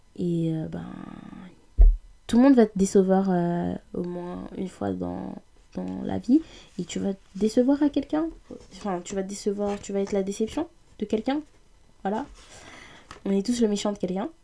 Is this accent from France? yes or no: yes; France; on est français, mais oubliez pas, on est africain. On n'oubliez pas, on est congolais, oubliez pas, on est issu d'un pays africain